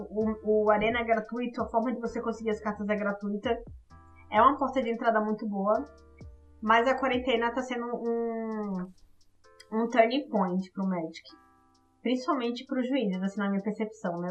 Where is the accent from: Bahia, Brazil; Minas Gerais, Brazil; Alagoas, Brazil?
Alagoas, Brazil; also born or lived in Maceió; now in São Paulo, Brazil; eu sou alagoana, mas eu moro aqui em São Paulo já há 10 anos